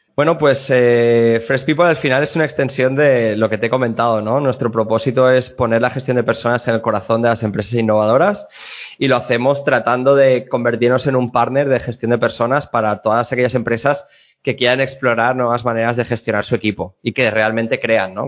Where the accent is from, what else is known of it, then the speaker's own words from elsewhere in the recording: Alzira, Valencian Community, Spain; Yo estoy en, en mi pueblo, en Alcira, a media hora de Valencia